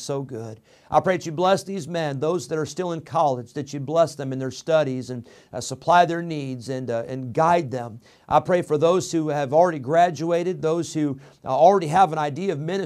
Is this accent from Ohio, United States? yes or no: no; Illinois, United States; moved away as an adult; also born or lived in California; I grew up in Illinois